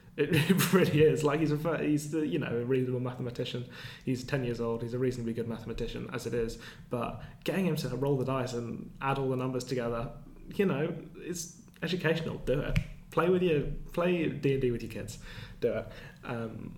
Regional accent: England, United Kingdom; as English people

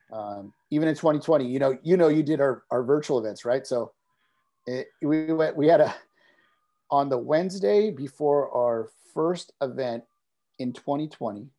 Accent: Carpinteria, California, United States; we started here in Carpinteria, my hometown

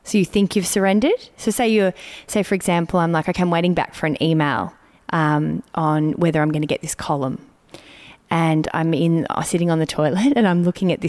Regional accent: Melbourne, Victoria, Australia; moved away; I'm in Melbourne, which for me brings up many things because it's my hometown and I've lived away for a long time

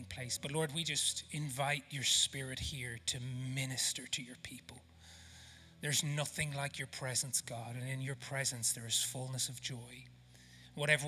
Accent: Ireland; accent: Irish; now in South Africa; my Irish accent

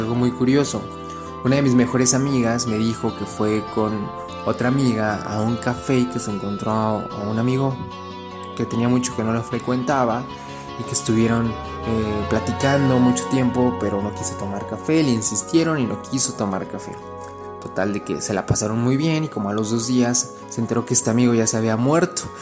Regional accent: Mexico; Yo que soy mexicano, pero vivo en la frontera

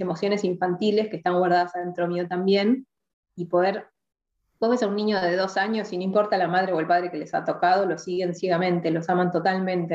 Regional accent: Argentina; crecí acá en Argentina

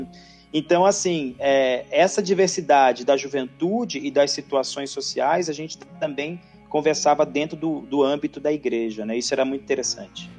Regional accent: Rio de Janeiro, Brazil; now in São Paulo, Brazil; eu sou do, do Rio de Janeiro, né? Uhum. E estou em São Paulo desde de 1996

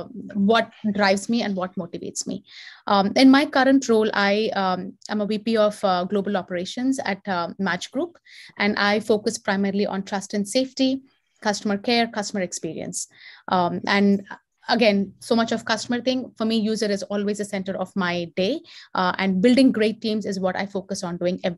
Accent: Hyderabad, Telangana, India; moved away as an adult; now in United States; I am from Hyderabad. I've done all of my education there. I moved to the US in 2005.

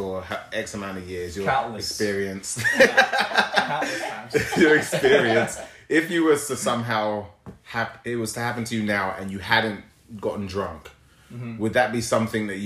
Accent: England, United Kingdom; I'm from England, but I'm Nigerian.

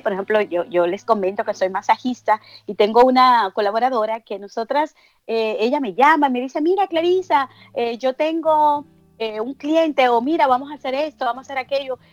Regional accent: Dominican Republic; moved away; yo soy dominicana

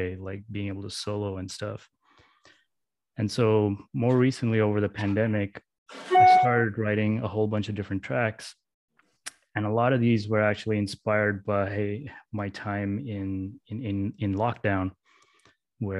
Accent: Mesaieed, Qatar; I grew up in Qatar in the Middle East in a small town called Masaid.

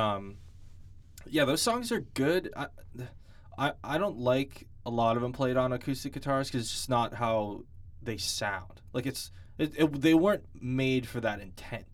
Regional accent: New England, United States; we're from New England and we're big Patriots fans

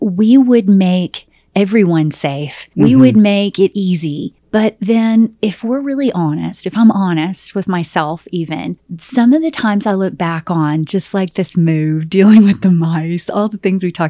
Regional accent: Southern United States, United States; oh my gosh, I come from the South and any snake is a poisonous snake.

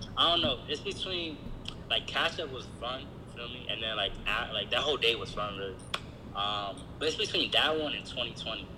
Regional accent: Silver Spring, Maryland, United States; I'm from Silver Spring, Maryland

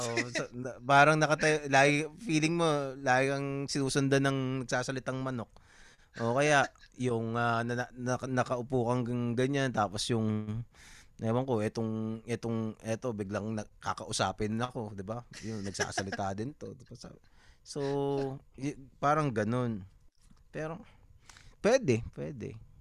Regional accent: Rizal, Calabarzon, Philippines; also born or lived in Las Piñas; ako taga San Pablo ako eh. Mm. Na Rizal Laguna pero kapitbahay namin yung San Pablo

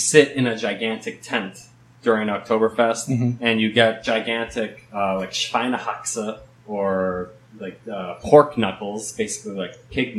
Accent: United States; moved away as an adult; also born or lived in Stuttgart, Germany; now in South Korea; then I moved to America and lived there until I was, I guess, 23, 24

